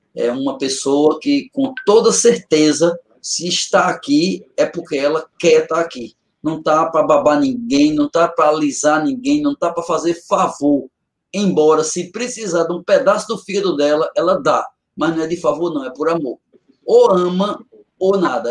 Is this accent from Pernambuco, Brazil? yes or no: yes; Catende, Pernambuco, Brazil; moved away; é feito eu digo de Catente, né? já ouvi eu dizer muitas vezes da minha terrinha, eu saí do mato, mas o mato não saiu de mim